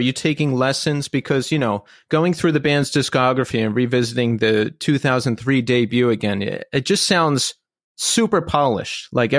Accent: Philadelphia, Pennsylvania, United States; I grew up in suburban Philadelphia.

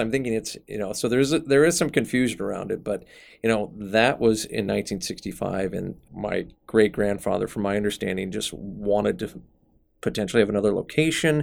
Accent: Omaha, Nebraska, United States; moved away as an adult; also born or lived in San Francisco, California; when I came back to Omaha

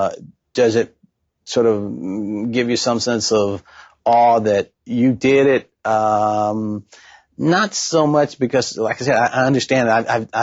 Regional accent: Lafayette, Indiana, United States; working for about a year for a UHF television station back at my home town of Lafayette, Indiana.

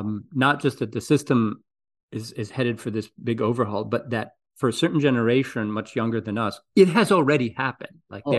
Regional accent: Greece; English is a second language; now in United States; In Greece.

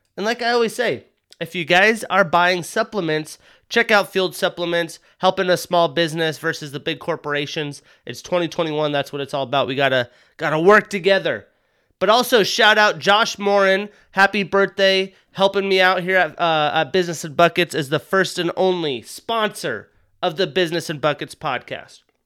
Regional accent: Wyoming, United States; I'm from Wyoming

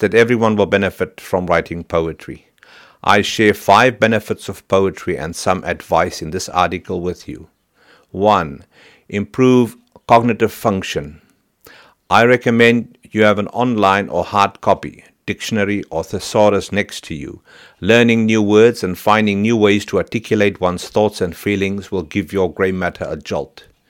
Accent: Virginia, Free State, South Africa; now in New Zealand; I come from Saiplas and Harmony, Virginia, in the Free State, where the large wheels of Harmony Gold Mining Company used to spin, where Dad worked many long hours

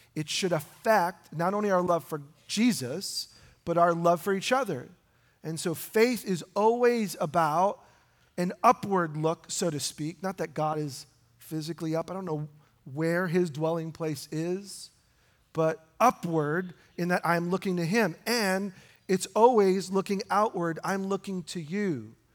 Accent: New York, United States; I grew up in New York

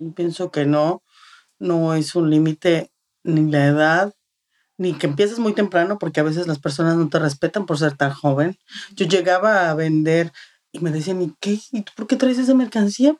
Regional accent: Mexico City, Mexico; moved away as an adult; now in Texas, United States; Nosotros ah, llegamos aquí hace ocho años, somos de la Ciudad de México

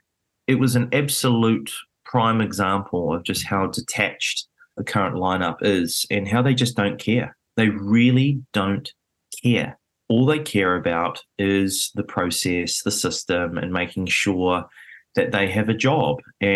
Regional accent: New Zealand; it was a very rare position to be in as a Kiwi, being at basically one of the big, big cities in the world

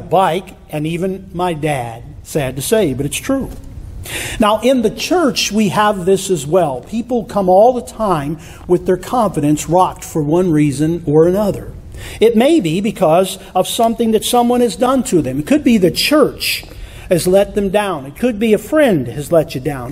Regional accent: Michigan, United States; When I was a kid growing up in Michigan, we lived out in the country

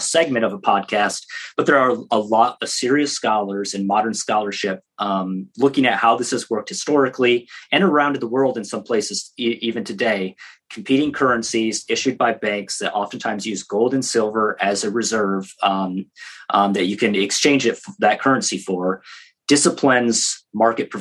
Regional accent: Michigan, United States; I grew up in Michigan near the Canadian border

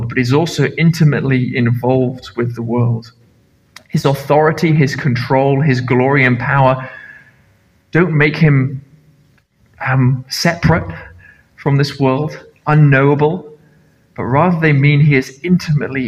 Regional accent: Nepal; now in Carloway, United Kingdom; I grew up in Nepal

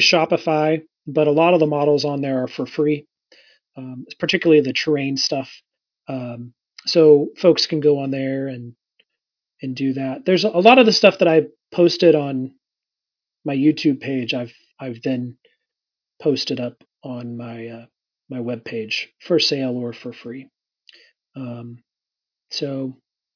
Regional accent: Indiana, United States; I'm from Indiana

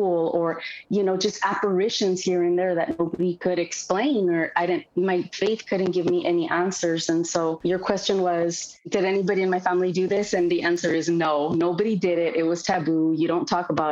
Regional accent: Oxnard, California, United States; moved away as an adult; also born or lived in Ventura, California; now in Los Angeles, United States; So I was born in Ventura, California, but I'm from Oxnard, which is an hour north from here, an hour north from Los Angeles

